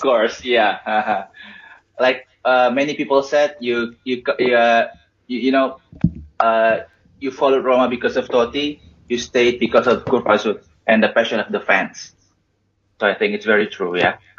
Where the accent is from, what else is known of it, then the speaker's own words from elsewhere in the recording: Indonesia; growing up in Indonesia at that time